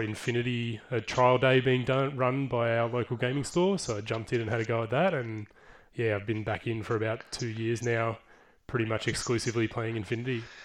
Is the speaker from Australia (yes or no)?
yes; Geelong, Victoria, Australia; I grew up in Geelong. I've been here most of my life.